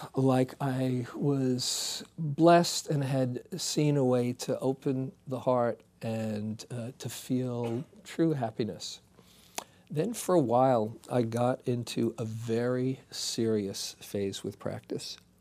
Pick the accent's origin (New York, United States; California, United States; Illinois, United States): New York, United States; New York City; moved away; I was from Queens